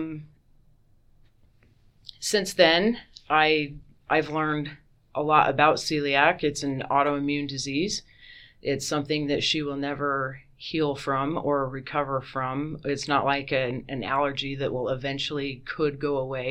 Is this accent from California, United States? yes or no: no; Lewiston, Utah, United States; moved away as an adult; also born or lived in Houston, Texas / Boise, Idaho; now in Nampa, United States; I grew up in Lewiston, Utah. It's in Cache Valley near Logan